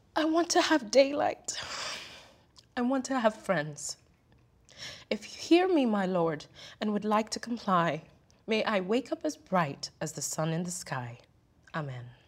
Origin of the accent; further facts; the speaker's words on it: Kenya; now in United States; growing up in Kenya